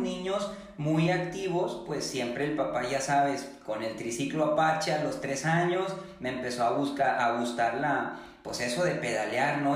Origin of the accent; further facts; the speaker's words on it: Apodaca, Nuevo León, Mexico; accent: regia; yo no soy de Monterrey, yo soy de Apodaca.